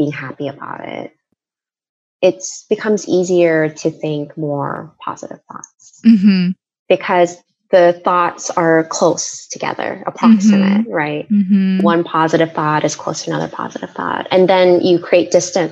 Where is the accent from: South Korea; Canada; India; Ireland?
South Korea; moved away; I grew up in Korea